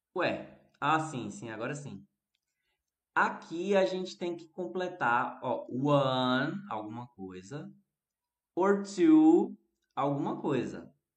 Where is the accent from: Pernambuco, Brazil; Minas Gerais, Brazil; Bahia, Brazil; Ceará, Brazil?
Pernambuco, Brazil; Recife; aqui no Recife a gente também fala arroz